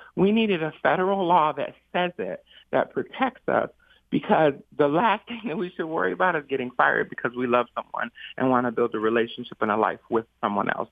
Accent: Saginaw, Michigan, United States; I grew up in Saginaw, so it was a very racialized place, very huge Mexican immigrant population

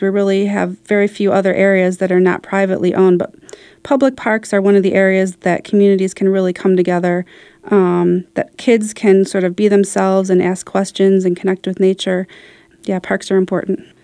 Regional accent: Detroit, Michigan, United States; I grew up kinda near Baldock Park, so I went there a bit to sled when I was a kid. And I really, I used, it used to be Angel Park in Detroit

